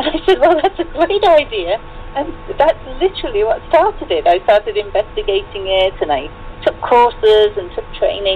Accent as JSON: {"language": "English", "town": "Sheffield", "region": "Yorkshire and the Humber", "country": "United Kingdom", "tie": "born or raised there", "accent": "British", "moved": "yes", "lives_now": "Connecticut, United States", "said": "I was born in Sheffield in Yorkshire in England"}